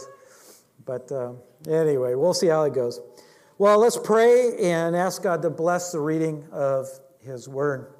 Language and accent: English; Alaska, United States; moved away; I grew up in Alaska